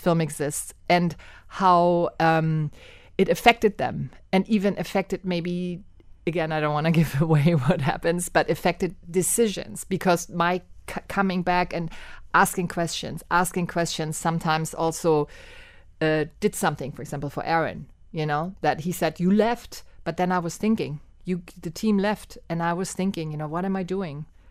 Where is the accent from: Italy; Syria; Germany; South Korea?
Germany; moved away as an adult; now in Miami, United States; I was born and raised in Germany, and I came to Miami in eighty-seven to study film and theater at the University of Miami.